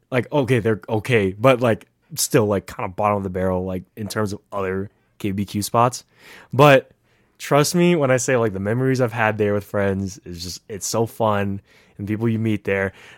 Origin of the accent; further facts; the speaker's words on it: Bay Area, California, United States; moved away as an adult; also born or lived in Fremont, California; now in Reno, United States; I am from the Bay, um, been there almost all, all my whole life